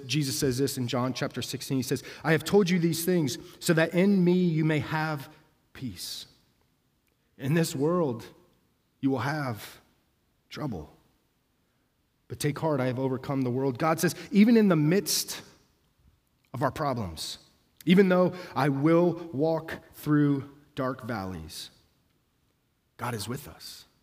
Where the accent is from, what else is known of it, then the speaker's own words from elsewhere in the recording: Denver, Colorado, United States; moved away; I'm from Denver